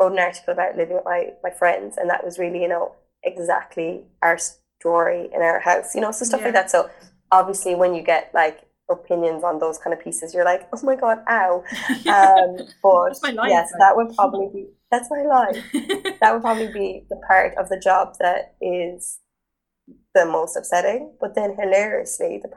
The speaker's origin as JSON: {"language": "English", "country": "Ireland", "said": "being Irish"}